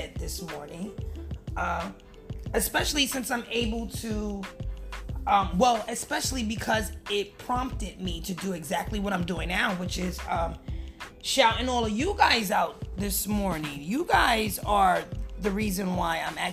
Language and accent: English; New York City, New York, United States; I'm from New York City.